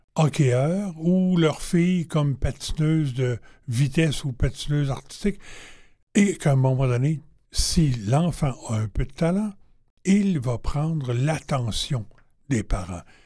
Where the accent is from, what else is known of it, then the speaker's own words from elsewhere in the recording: Quebec City, Quebec, Canada; also born or lived in Warwick, Quebec; je suis arrivé à Québec, chez moi